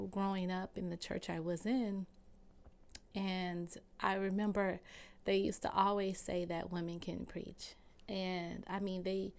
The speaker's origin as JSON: {"language": "English", "town": "Fort Lauderdale", "region": "Florida", "country": "United States", "tie": "born or raised there", "moved": "as an adult", "lives_now": "Atlanta, United States", "said": "But the first 20 years of my life, I am a Florida orange. I'm from Fort Lauderdale, Florida. So That is where I grew up."}